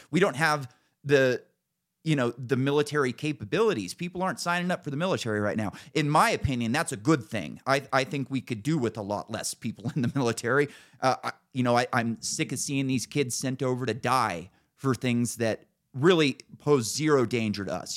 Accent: Cloverdale, California, United States; moved away; So I grew up in Northern California, very conservative area. Like, Cloverdale is the town it was called

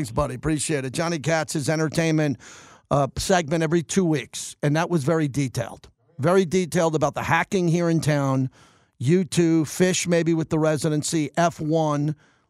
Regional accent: New York, United States; also born or lived in Bay Area, California / Los Angeles, California; now in Las Vegas, United States; I moved here to get away from traffic. I'm from New York. I lived in the Bay Area in L.A.

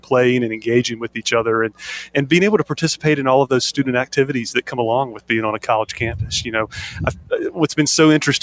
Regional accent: Eastern North Carolina, United States; growing up in Eastern North Carolina

